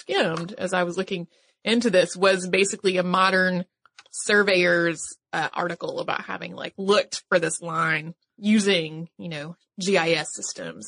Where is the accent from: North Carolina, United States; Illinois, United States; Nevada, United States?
North Carolina, United States; my home state, which is North Carolina